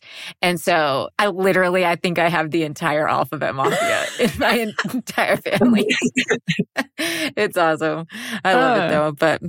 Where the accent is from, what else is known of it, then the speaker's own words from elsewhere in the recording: the Bible Belt / the South, United States; I grew up in the Bible Belt.